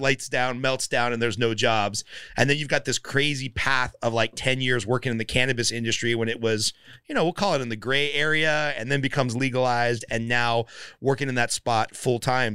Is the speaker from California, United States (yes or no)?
yes; Glendale, California, United States; also born or lived in Palmdale; I grew up in Glendale